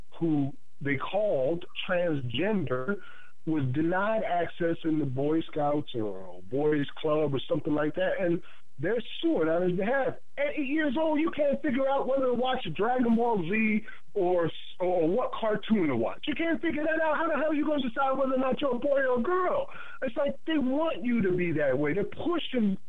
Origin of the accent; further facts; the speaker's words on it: Paterson, New Jersey, United States; I grew up in Paterson, New Jersey, while Joe Clark was the principal of Eastside High School.